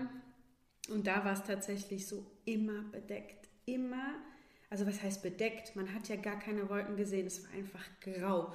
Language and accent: German; Baunatal, Hesse, Germany; moved away; also born or lived in Kassel; in Baunatal, wo ich herkomme